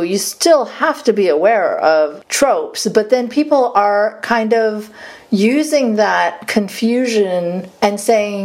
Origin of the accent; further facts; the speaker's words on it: Saudi Arabia; moved away; growing up in Saudi Arabia